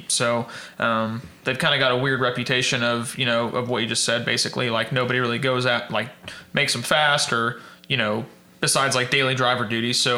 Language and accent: English; Edmond, Oklahoma, United States; Born and raised in Edmond, Oklahoma